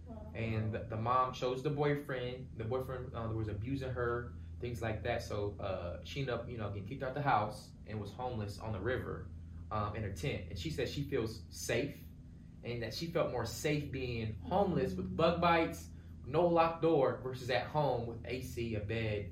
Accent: Virginia Beach, Virginia, United States; moved away as an adult; also born or lived in Pennsylvania; now in Tulsa, United States; we grew up on the East Coast, Virginia Beach area, East Coast

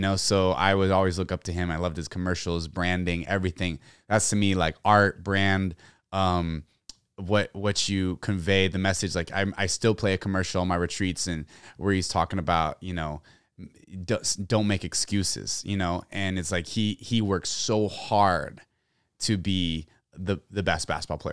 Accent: San Antonio, Texas, United States; I grew up in San Antonio, Texas

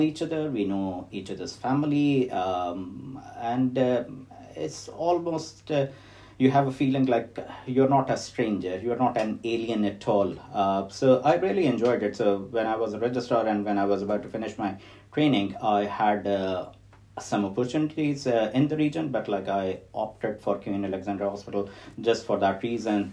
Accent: Lahore, Punjab, Pakistan; moved away as an adult; also born or lived in Wessex region, United Kingdom; now in Portsmouth, United Kingdom; I'm from Pakistan, from Lahore, and I came to UK in 2004.

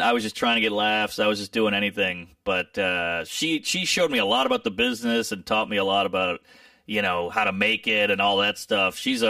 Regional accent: New Orleans, Louisiana, United States; So, yeah, I'm from New Orleans. You know, it's part of the culture there.

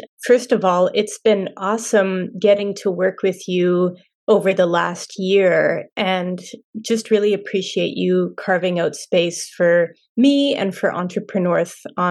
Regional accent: Montreal, Quebec, Canada; also born or lived in Yellowknife, Canada; now in Whitehorse, Canada; Born and raised in Montreal, but the North is my home, and it is my passion. And I live in Whitehorse on the traditional territories of the Ta'an Kwachan Council and the Kwanlin Dun First Nation.

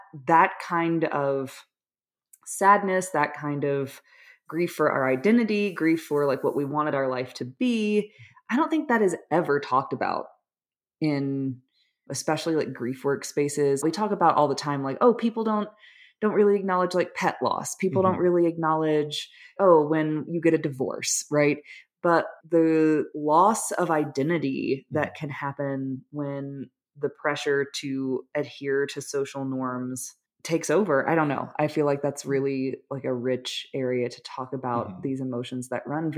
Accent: Alabama, United States; I'm from Alabama. Like, I was called an old maid at 22 because I wasn't married yet. You know, it, like, that's the culture I was raised in.

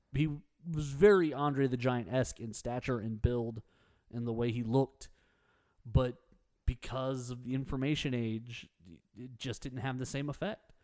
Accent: Texas, United States; I'm very Texan.

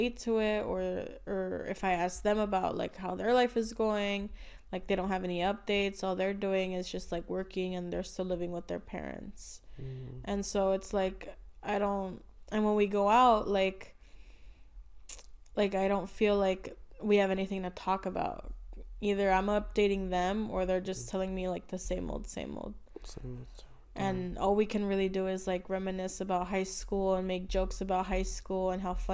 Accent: United States; moved away; I'm growing apart from K-Town and, like, my hometown

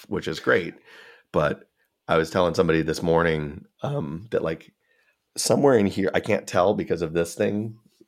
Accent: Chicago, Illinois, United States; I'm from Chicago

